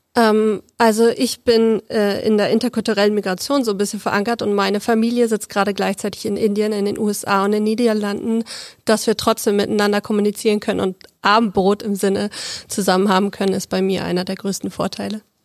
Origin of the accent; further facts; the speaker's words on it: Berlin, Germany; moved away; ich komme ursprünglich aus Berlin und wir haben da so einen großen schönen Zoo